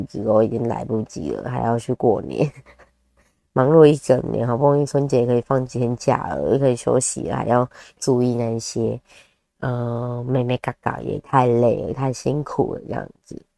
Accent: southern Taiwan, Taiwan; 对，诶，对耶，好像我们都是吃菠菜。我是南部人，对，好像吃菠菜比较多一点。

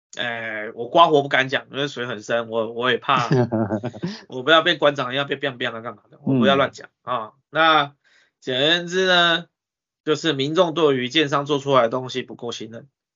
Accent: Taiwan; 我们台湾人

